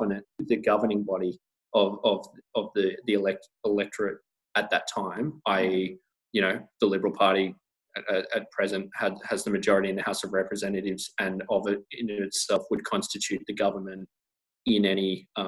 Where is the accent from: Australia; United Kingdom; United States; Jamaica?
Australia